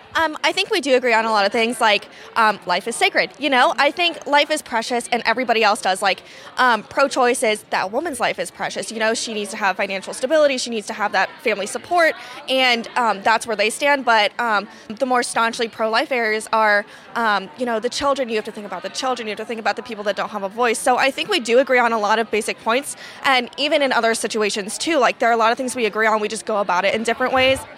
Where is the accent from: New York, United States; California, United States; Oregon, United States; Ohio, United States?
Ohio, United States; Columbus; I'm from Columbus, which is super L G B T friendly